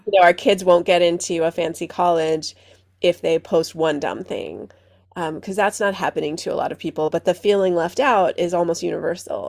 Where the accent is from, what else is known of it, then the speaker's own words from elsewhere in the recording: Stamford, Connecticut, United States; now in Skokie, United States; I grew up in Stamford, Connecticut, outside of New York City